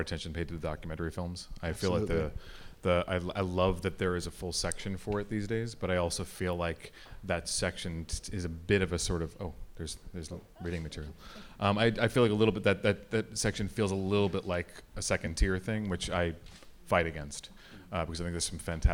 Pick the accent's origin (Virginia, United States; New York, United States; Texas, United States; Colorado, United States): New York, United States; New York City; as a New Yorker